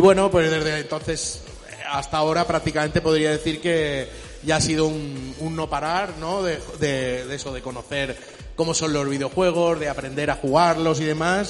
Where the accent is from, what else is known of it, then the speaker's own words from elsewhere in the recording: Chile; moved away; yo soy de origen de Chile, es un país de Sudamérica